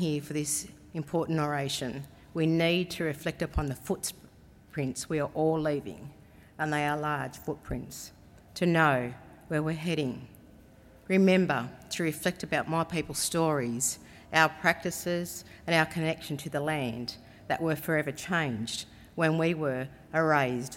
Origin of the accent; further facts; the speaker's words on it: Cowra, New South Wales, Australia; I am a Wiradjuriwun from Cowra here in New South Wales